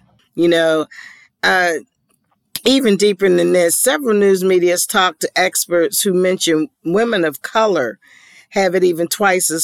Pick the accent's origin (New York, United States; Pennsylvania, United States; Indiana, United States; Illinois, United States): Pennsylvania, United States; Pittsburgh; moved away; my hometown of Pittsburgh